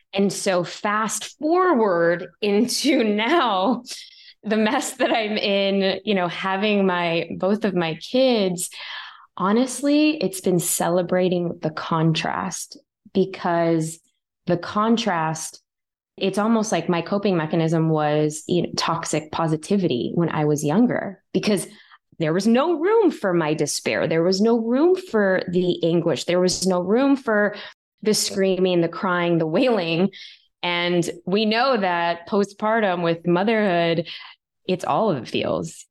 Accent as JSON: {"language": "English", "town": "Chicago", "region": "Illinois", "country": "United States", "tie": "born or raised there", "said": "I was still growing up in Chicago"}